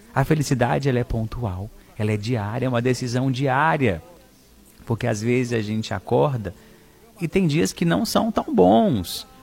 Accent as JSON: {"language": "Portuguese", "town": "Araxá", "region": "Minas Gerais", "country": "Brazil", "tie": "born or raised there", "moved": "yes", "lives_now": "Fortaleza, Brazil", "said": "Araxá, Minas Gerais, na minha cidade natal"}